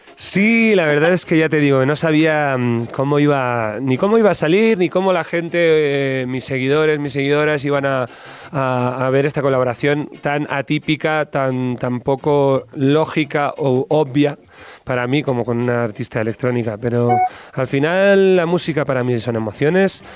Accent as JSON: {"language": "Spanish", "region": "Basque Country", "country": "Spain", "said": "Yo soy del norte de España, soy vasco"}